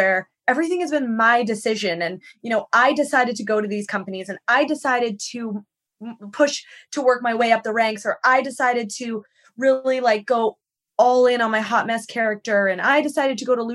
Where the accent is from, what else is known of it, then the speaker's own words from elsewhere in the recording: Victoria, British Columbia, Canada; moved away as an adult; now in United States; I'm from Vancouver Island.